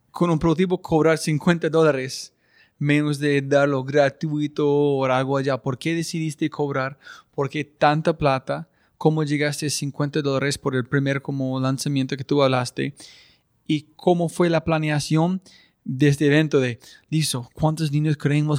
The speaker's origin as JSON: {"language": "Spanish", "country": "United States", "second_language": "Spanish", "moved": "yes", "lives_now": "Colombia"}